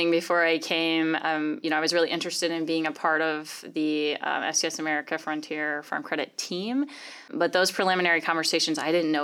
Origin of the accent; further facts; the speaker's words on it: Champaign, Illinois, United States; moved away as an adult; also born or lived in Chicago suburbs, Illinois; now in Omaha, United States; I grew up in Champaign, Illinois.